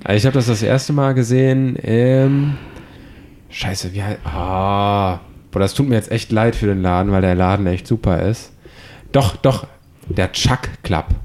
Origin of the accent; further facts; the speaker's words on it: Düsseldorf, North Rhine-Westphalia, Germany; now in Hamburg, Germany; Ich komme aus Düsseldorf.